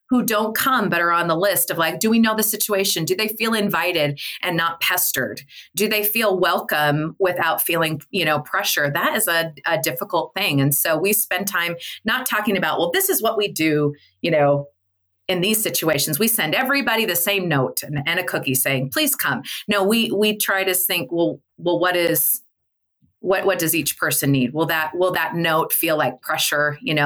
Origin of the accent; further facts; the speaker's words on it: Midwest, United States; because I came from the Midwest